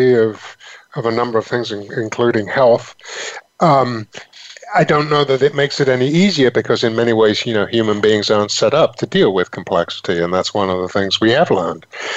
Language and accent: English; England, United Kingdom; moved away as an adult; also born or lived in London / Northampton; now in United States; I come from England originally